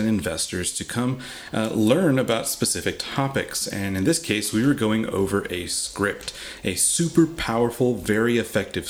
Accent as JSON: {"language": "English", "town": "Uvalde", "region": "Texas", "country": "United States", "tie": "born or raised there", "said": "my hometown in Uvalde"}